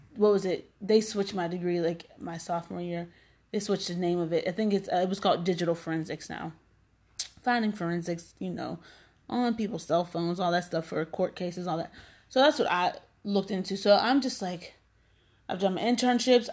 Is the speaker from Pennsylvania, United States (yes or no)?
yes; McKeesport, Pennsylvania, United States; I'm from McKeesport